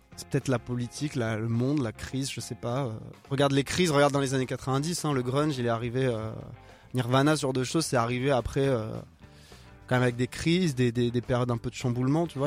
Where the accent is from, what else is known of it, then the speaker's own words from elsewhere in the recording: France; first language French; En tant que français, j'ai écrit anglais pendant longtemps